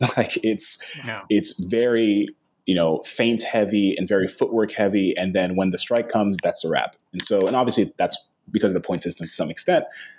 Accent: Las Vegas, Nevada, United States; I grew up in Las Vegas.

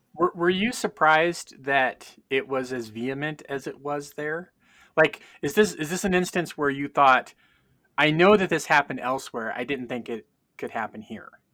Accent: California, United States; moved away as an adult; also born or lived in Tennessee / Chattanooga; my mom's kin are from Kentucky, but I grew up in California

